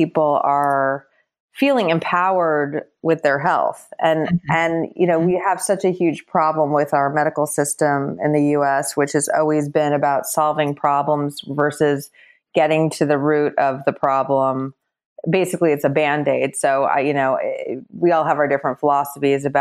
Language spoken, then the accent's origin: English; Los Angeles, California, United States; moved away as an adult; also born or lived in New York; I moved back from New York to Los Angeles, which is where I'm from originally